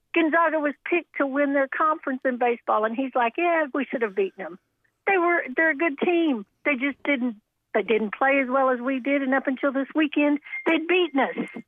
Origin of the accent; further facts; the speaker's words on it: Kansas City, Missouri, United States; moved away; I grew up in Kansas City, so baseball's my first love